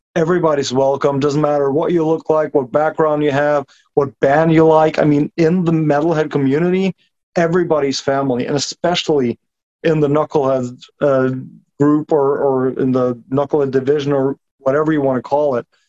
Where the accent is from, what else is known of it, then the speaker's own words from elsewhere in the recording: Norway; I'm a 37 year old construction worker from Norway. Uh, been living here my whole life.